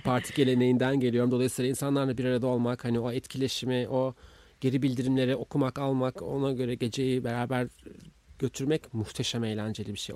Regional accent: Istanbul, Turkey; ben İstanbulluyum ve bir parti kızıyım

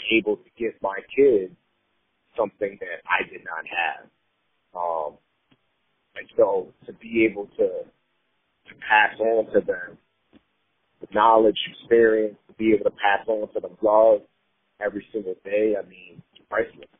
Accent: New York City, New York, United States; also born or lived in Nigeria; Growing up in the Bronx

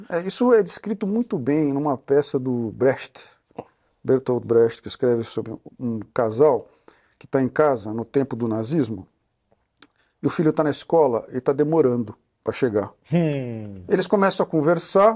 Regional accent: Brazil; Nós todos somos brasileiros

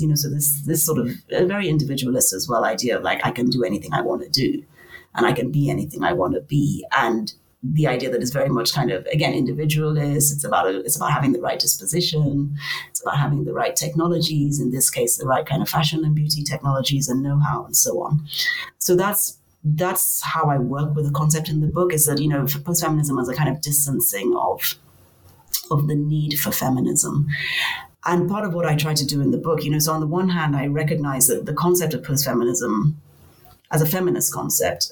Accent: Nigeria; moved away as an adult; also born or lived in Cape Town, South Africa / Lagos, Nigeria; I come from Nigeria.

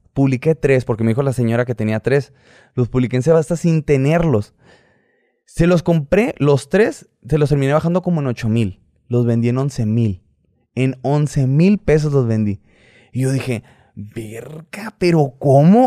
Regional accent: Hermosillo, Sonora, Mexico; soy de Hermosillo, Hermosillo, Sonora

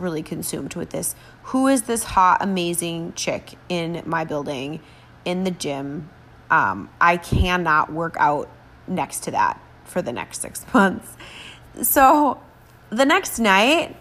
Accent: Minnesota, United States; I'm Scandinavian, you know, I'm like from Minnesota

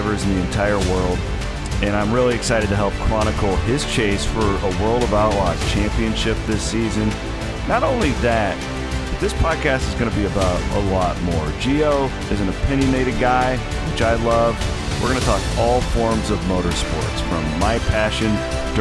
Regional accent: Midwest, United States; also born or lived in Corning, Iowa; I grew up riding around the Midwest at dirt tracks in a motorhome with my uncle.

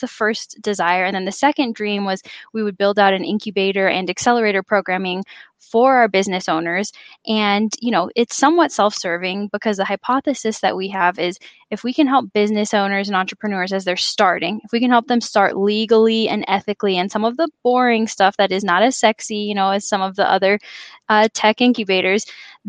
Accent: Phoenix, Arizona, United States; also born or lived in Chicago; I'm from Phoenix, a rare native Phoenician

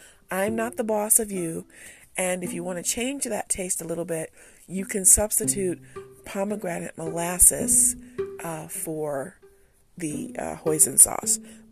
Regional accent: United States; I'm an American

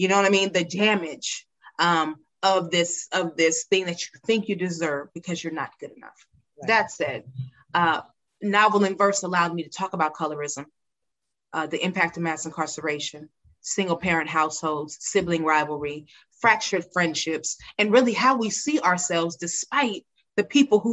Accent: California, United States; a young Black girl growing up in California.

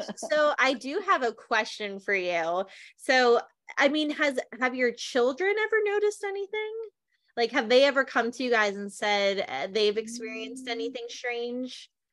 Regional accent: New Jersey, United States; I grew up in New Jersey

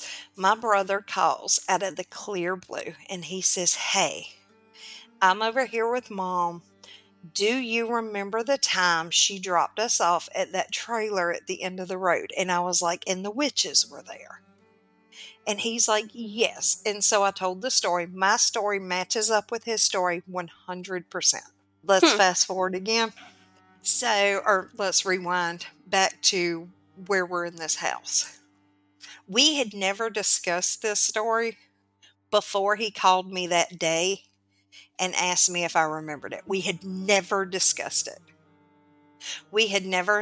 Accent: the South, United States; I'm from the South.

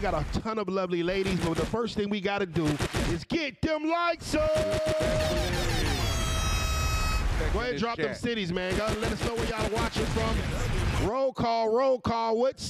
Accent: Virginia, United States; I'm from Virginia.

